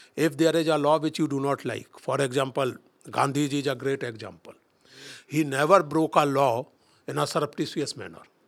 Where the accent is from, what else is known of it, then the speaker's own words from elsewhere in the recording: India; We are angry with multinationals as Indians